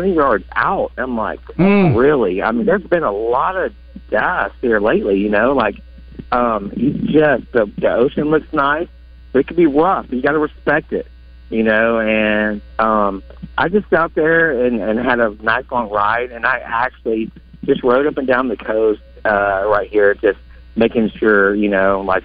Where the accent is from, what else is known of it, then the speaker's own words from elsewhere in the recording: Monticello, Arkansas, United States; now in Panama City Beach, United States; We're originally from Arkansas, Monticello